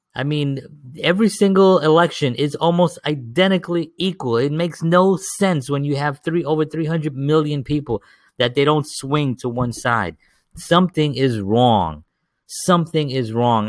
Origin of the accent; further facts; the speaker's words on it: New York City, New York, United States; I grew up in the South Bronx.